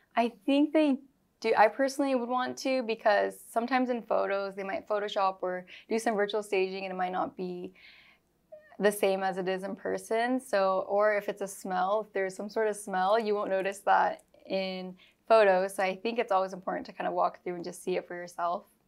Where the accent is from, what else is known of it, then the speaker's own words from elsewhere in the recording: Granite Bay, California, United States; also born or lived in Bay Area, California; I was born and raised in Granite Bay, Roseville area